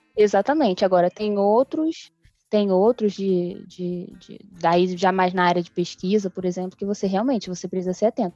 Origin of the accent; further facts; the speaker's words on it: Brazil; eu sou brasileira